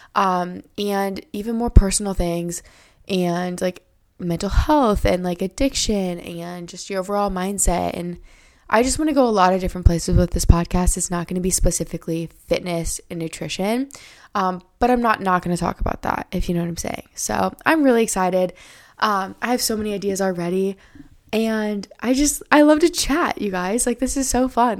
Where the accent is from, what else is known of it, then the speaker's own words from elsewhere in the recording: Iowa, United States; I live in Iowa. I was born and raised here. Lived here my whole life.